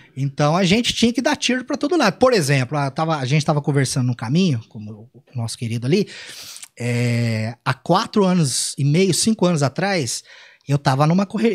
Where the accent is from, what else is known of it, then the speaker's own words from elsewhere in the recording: Cambuí, Minas Gerais, Brazil; moved away as an adult; also born or lived in Pouso Alegre; Eu nasci em Pouso Alegre, mas eu vivi a vida toda em Cambuí.